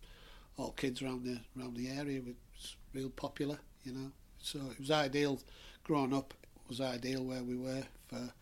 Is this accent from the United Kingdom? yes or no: yes; Stockton-on-Tees, North East England, United Kingdom; moved away; I grew up in Stockton